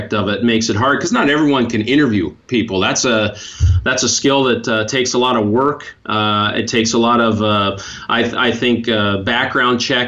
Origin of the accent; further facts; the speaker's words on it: Montana, United States; moved away; I grew up in Montana